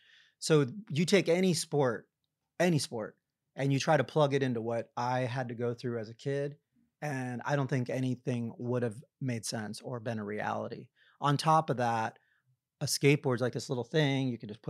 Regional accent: New York, United States; now in California, United States; I've lived out in California now for a really long time. I lived all over the world as a kid, but I spent the majority of my high school days in New York. And with that, I just started calling myself a New Yorker.

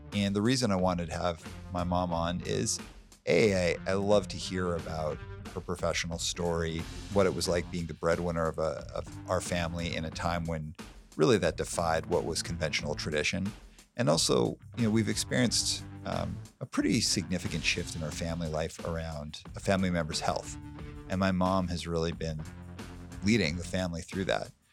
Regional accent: Calgary, Alberta, Canada; when I was a kid, a little kid growing up in Calgary

